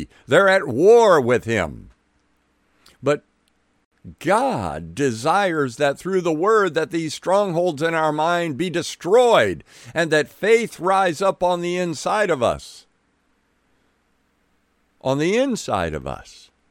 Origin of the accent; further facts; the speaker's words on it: Milwaukee, Wisconsin, United States; born there; I don't doubt it any more than I doubt I was born in 1951 in Milwaukee, Wisconsin.